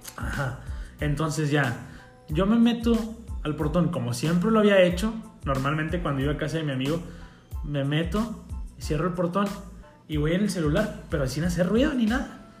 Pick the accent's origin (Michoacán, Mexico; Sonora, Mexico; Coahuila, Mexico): Coahuila, Mexico; Cuatro Ciénegas; yo soy de Cuatro Ciénegas